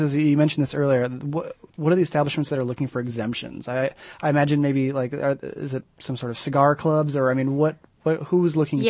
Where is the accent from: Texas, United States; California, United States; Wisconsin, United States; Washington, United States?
Washington, United States; Seattle; now in Michigan, United States; I'm originally from Seattle